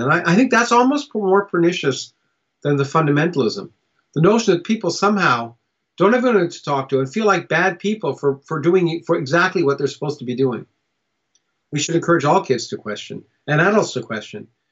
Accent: Canada; also born or lived in United States; I was born in the United States, but I grew up in Canada

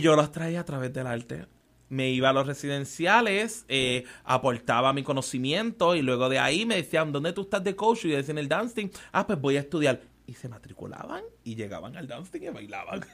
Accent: San Juan, Puerto Rico; also born or lived in Trujillo Alto, Puerto Rico / United States; soy criado en Barrio Obrero

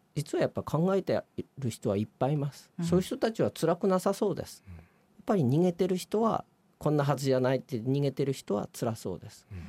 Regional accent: Gunma, Japan; 地元の群馬

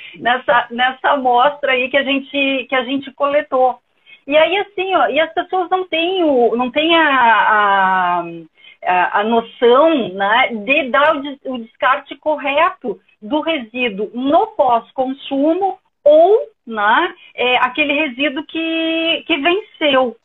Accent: Porto Alegre, Rio Grande do Sul, Brazil; now in Ceará, Brazil; Sou gaúcha, mas estou aqui morando no Ceará

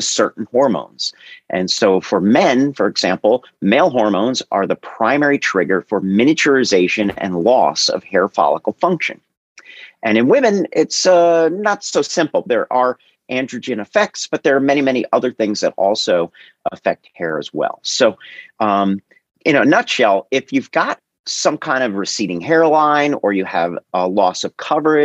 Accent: New Jersey, United States; moved away as an adult; also born or lived in California / New York / Long Island; I was born and raised in Jersey, college in California, medical school in New York

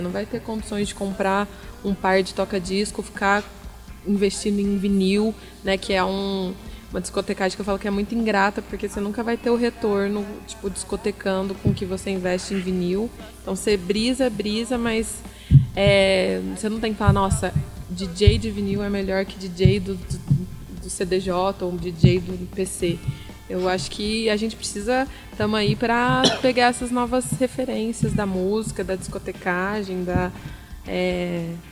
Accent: Franca, São Paulo, Brazil; Eu sou francana, nascida e criada

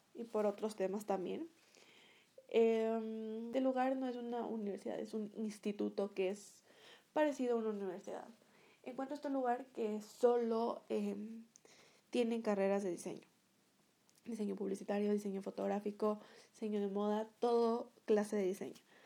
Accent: Ecuador; Soy una youtuber de Ecuador.

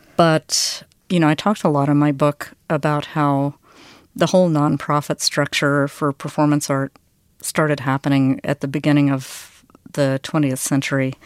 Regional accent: the South, United States; also born or lived in Vienna; we're from the South. I'm Southern

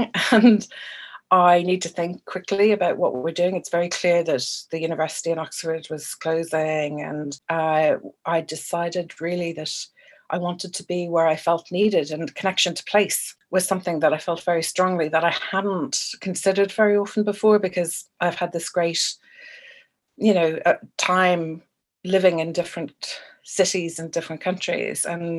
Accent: Ireland; I have lived around red post boxes and red buses more than I have green ones, even though I am Irish

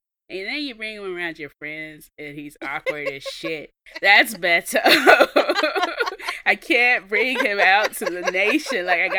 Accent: Mississippi, United States; now in Texas, United States; from Mississippi, I just live here.

